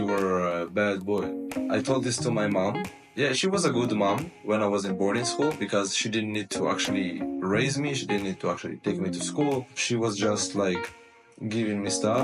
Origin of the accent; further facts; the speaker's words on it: Israel; moved away as an adult; also born or lived in United States / Thailand; now in Philippines; I'm from Israel